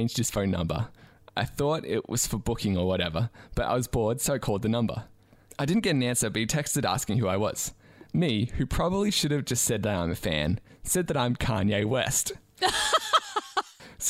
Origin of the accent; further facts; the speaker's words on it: Australia; As an Australian